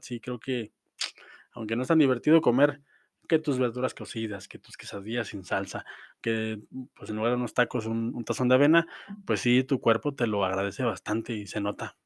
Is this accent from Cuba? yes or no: no; Mexico; como mexicano